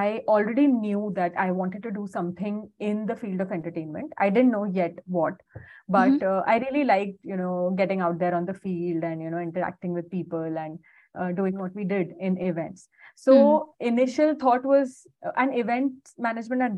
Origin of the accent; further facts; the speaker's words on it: Indore, Madhya Pradesh, India; moved away; I'm born and brought up in Indore in Madhya Pradesh.